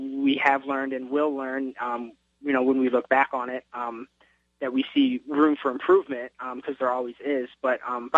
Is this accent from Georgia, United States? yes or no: no; St. Louis, Missouri, United States; I'm from St. Louis, born and raised. I grew up in South City